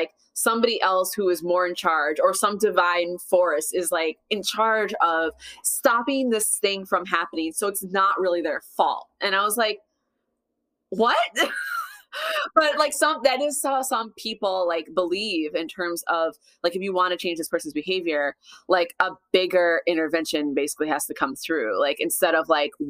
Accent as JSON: {"language": "English", "region": "Minnesota", "country": "United States", "tie": "born or raised there", "said": "I grew up in Minnesota"}